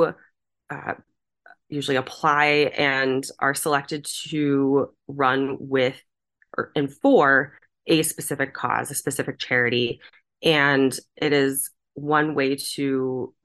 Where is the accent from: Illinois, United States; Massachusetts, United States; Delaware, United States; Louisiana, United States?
Massachusetts, United States; Boston; I am from Boston. I am an East Coast representative, or Northeast Coast.